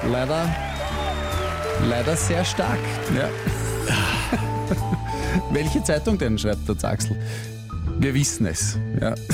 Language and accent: German; Vienna, Austria; Und ich komme aus Wien.